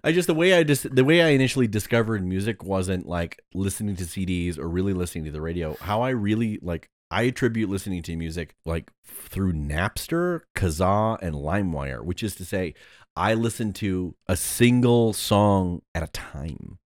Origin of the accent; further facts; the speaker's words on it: Ohio, United States; also born or lived in California; I was born in California and then moved to Hebrew for about eighteen months and then moved to Ohio